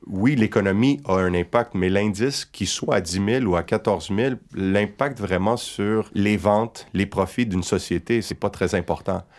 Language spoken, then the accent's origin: French; Quebec, Canada; ici chez nous au Québec